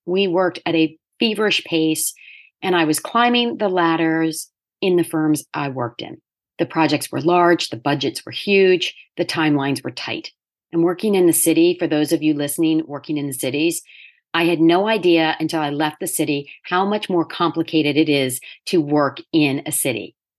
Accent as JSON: {"language": "English", "region": "Delaware", "country": "United States", "tie": "born or raised there", "also_born_or_lived": "New York City", "moved": "as an adult", "said": "I ended up back in my home state of Delaware at the age of thirty"}